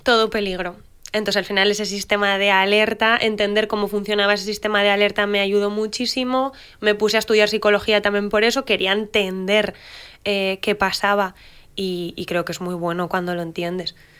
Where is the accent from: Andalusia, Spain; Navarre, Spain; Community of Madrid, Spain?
Navarre, Spain; Pamplona; yo soy de Pamplona